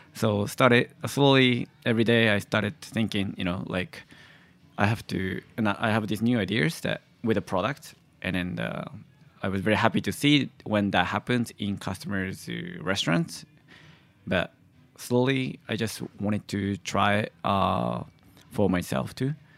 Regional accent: Tochigi, Japan; moved away as an adult; also born or lived in Oregon / Boston / New York; I was born and grew up in, uh, at the prefecture called the Tochigi Prefecture, which is about two hours north, north of Tokyo.

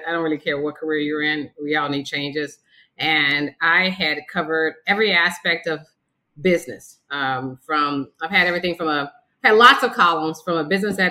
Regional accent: Kansas City, Missouri, United States; moved away as an adult; also born or lived in Las Vegas, Nevada / Cleveland, Ohio; now in Jacksonville, United States; I'm originally from Kansas City, Missouri

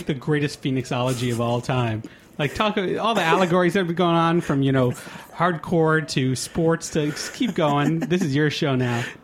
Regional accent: New York, United States; also born or lived in Boston; I'm a New Yorker

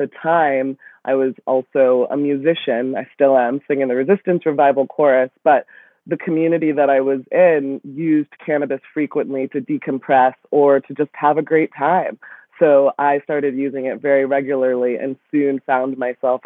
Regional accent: Newton, Massachusetts, United States; now in Brooklyn, United States; I grew up in Newton, Massachusetts.

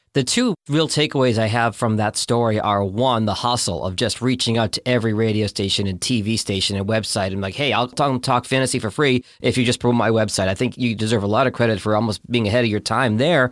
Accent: Boston, Massachusetts, United States; I grew up in Boston

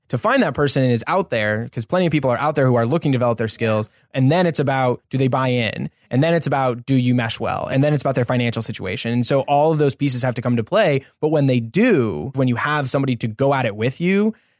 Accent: Colorado, United States; also born or lived in Austin, Texas; now in Los Angeles, United States; I'm originally from Colorado. Funny enough, I was actually born here in LA. My whole family's from here, but we moved in 95. So that's where I grew up.

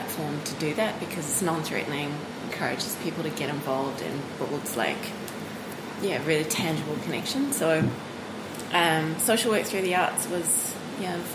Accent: South Africa; moved away as an adult; also born or lived in Cape Town, South Africa / Netherlands; now in Auckland, New Zealand; I grew up in South Africa and I studied in Cape Town.

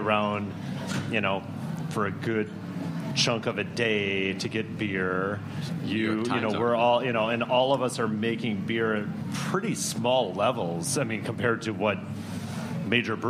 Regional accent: Minneapolis, Minnesota, United States; moved away; I'm from Minneapolis originally

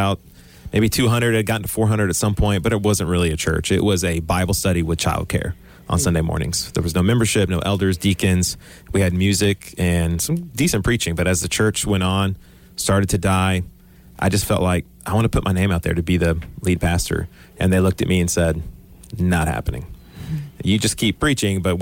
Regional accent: Houston, Texas, United States; I'm from Texas, born in Houston. I've never left the Houston area

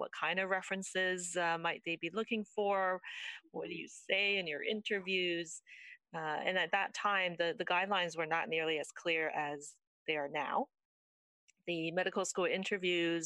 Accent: Richmond, British Columbia, Canada; also born or lived in Taiwan; I came to Canada when I was quite young from Taiwan, and I went to did all my schooling here actually I started off in Richmond. I went through school to the end of high school in Richmond

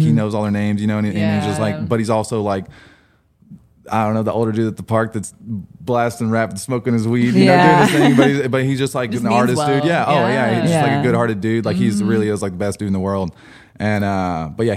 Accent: Frederick, Oklahoma, United States; also born or lived in Altus, Oklahoma; I grew up in Frederick from the time I was, I don't know, a baby

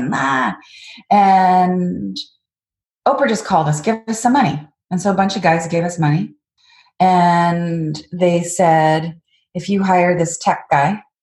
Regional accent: Canada; moved away as an adult; also born or lived in Washington, D.C., United States; I'm a Canadian female in Washington, D.C.

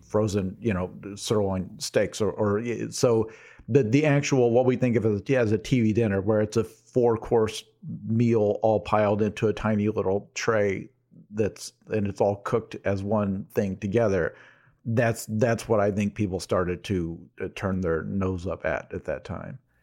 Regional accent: United States; I'm an American

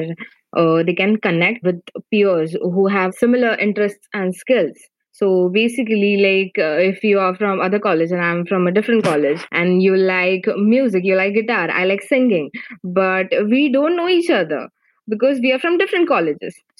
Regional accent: India; from India, and actually I'm in my final year of engineering

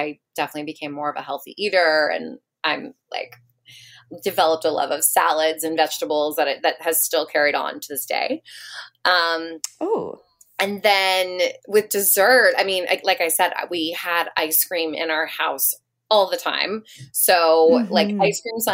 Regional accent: Silver Spring, Maryland, United States; now in New York City, United States; I grew up in Silver Spring, Maryland, right outside of DC.

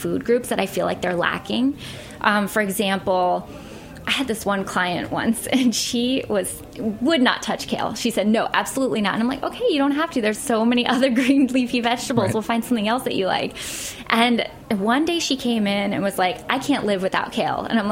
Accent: Pittsburgh, Pennsylvania, United States; now in New York, United States; Pittsburgh, which is my hometown

